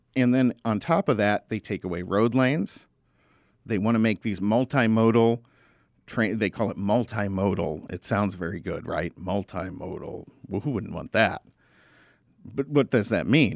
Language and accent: English; Arizona, United States; I grew up in Arizona